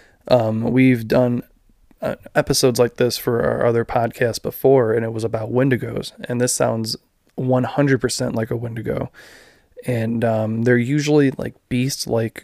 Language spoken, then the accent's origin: English; Midwest, United States; we're from the Midwest